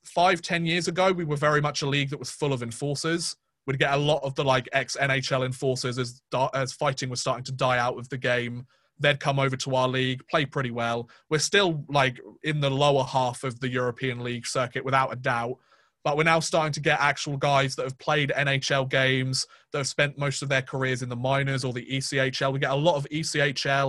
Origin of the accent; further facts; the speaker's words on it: United Kingdom; me being a British fan